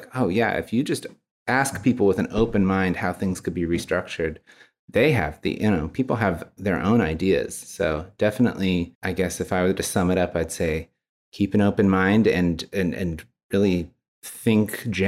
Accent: Texas, United States; Well, I was born and raised in Texas. Mostly in Central Texas.

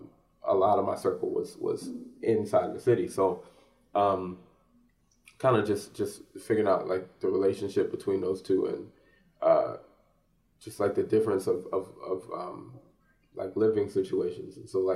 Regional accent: Upper Darby, Pennsylvania, United States; also born or lived in Philadelphia; I was born in Philly, but I did most of my years were in the suburbs, like in Upper Darby, Highland Park Elementary, Beverly Hills Middle School, Upper Darby High

